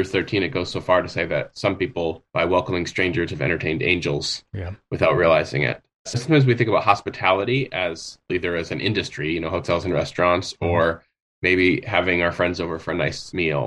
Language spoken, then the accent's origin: English; United States; the culture I was raised in the United States